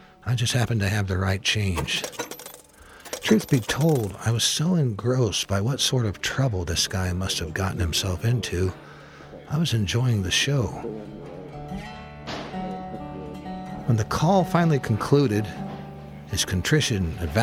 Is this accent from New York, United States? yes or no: no; Indiana, United States; from Indiana